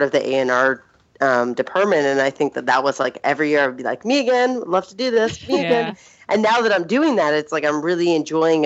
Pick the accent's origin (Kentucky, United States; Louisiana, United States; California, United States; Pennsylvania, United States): Pennsylvania, United States; Philadelphia; moved away as an adult; also born or lived in New York; now in Seattle, United States; I grew up in Philadelphia